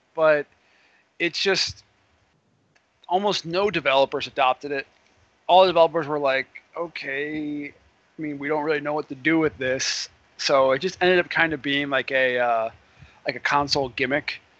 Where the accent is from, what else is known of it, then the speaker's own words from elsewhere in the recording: Philadelphia, Pennsylvania, United States; my hometown